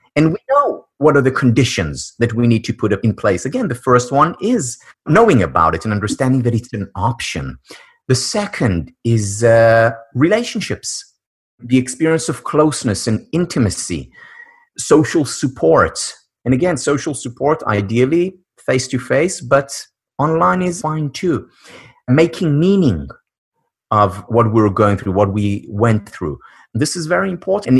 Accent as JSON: {"language": "English", "country": "Israel", "tie": "born or raised there", "moved": "yes", "said": "born and raised in Israel"}